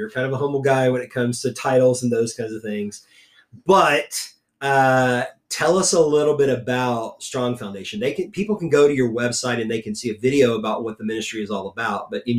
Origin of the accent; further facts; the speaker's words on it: South Texas, United States; now in San Antonio, United States; And I'm not originally from here either, although I grew up in South Texas